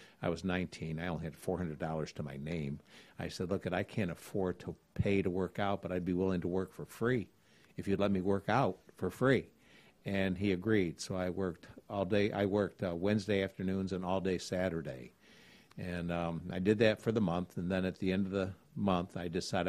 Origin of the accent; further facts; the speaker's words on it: Elmira, New York, United States; moved away as an adult; now in Gainesville, United States; the city that I'm from, a little town called Elmira, New York